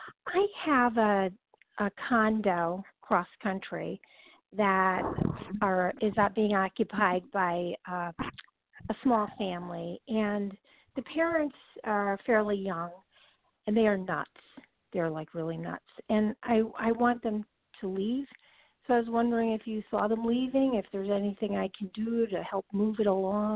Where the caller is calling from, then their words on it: California, United States; I'm from California.